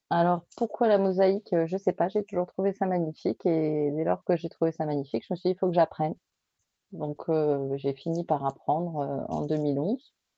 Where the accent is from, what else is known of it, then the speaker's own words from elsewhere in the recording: the South, southern France, France; also born or lived in Paris region; je suis du Sud